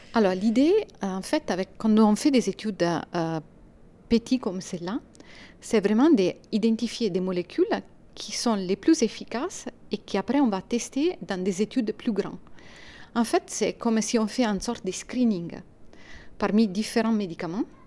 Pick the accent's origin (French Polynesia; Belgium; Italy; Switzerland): Italy; accent: Italian; French is a second language; moved away as an adult; now in France; je suis italienne. Ça c'est clair de l'accent